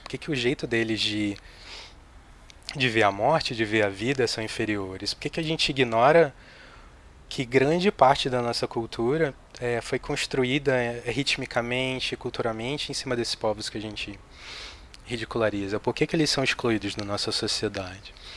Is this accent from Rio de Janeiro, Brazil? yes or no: yes; Rio de Janeiro, Brazil; moved away as an adult; now in São Paulo, Brazil; Eu sou carioca. Eu morei no Rio de Janeiro até os 29 anos de idade.